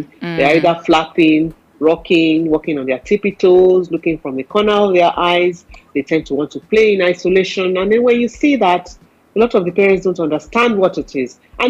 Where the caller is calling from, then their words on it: Lagos, Nigeria; Well, we're doing great from Nigeria.